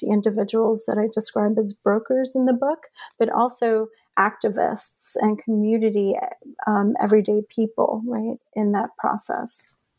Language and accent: English; Union City, New Jersey, United States; also born or lived in Medellin, Colombia; one of the reasons I entered the PhD program is to do more research on my hometown